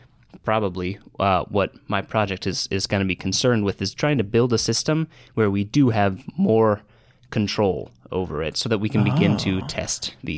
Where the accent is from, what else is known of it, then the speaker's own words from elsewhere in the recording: Boston, Massachusetts, United States; I'm a second year student in the microbiology program here, and I'm from Boston.